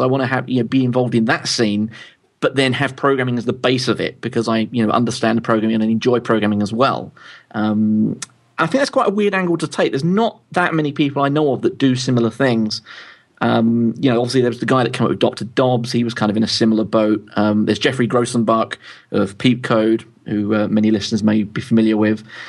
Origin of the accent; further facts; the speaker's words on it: London, United Kingdom; moved away as an adult; now in Louth, United Kingdom; I'm originally from London